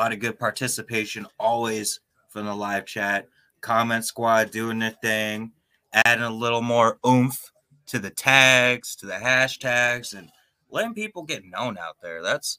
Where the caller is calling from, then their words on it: Fox Cities, Wisconsin, United States; … from Fox Cities, Wisconsin.